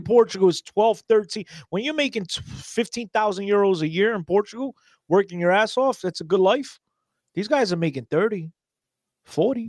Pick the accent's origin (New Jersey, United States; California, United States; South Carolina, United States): New Jersey, United States; Newark; if you from Newark, you definitely gotta know me